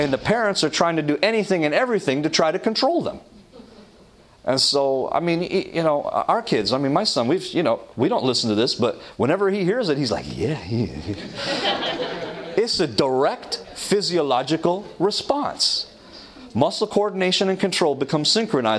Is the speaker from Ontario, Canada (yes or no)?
yes; Toronto, Ontario, Canada; When I was in Toronto, growing up in Toronto, Canada